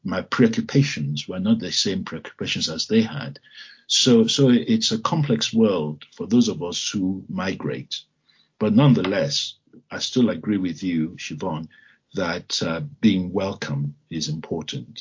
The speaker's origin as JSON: {"language": "English", "region": "Lagos", "country": "Nigeria", "tie": "born or raised there", "moved": "as an adult", "lives_now": "United Kingdom", "said": "I was born in Lagos"}